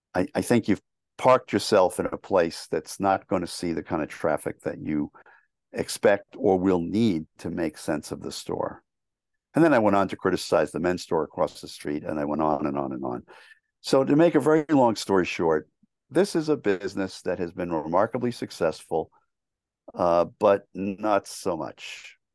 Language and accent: English; New York City, New York, United States; I grew up in New York City.